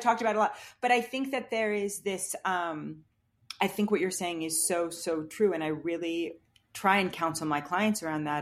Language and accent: English; New York, United States; the kind of world that I was raised in Manhattan